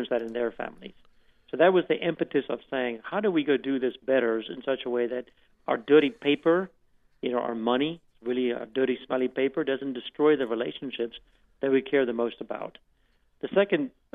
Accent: South Africa; now in United States; growing up in South Africa

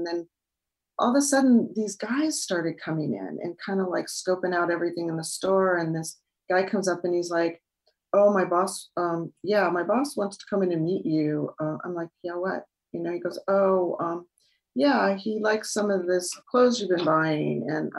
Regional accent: United States; because I'm the American girl.

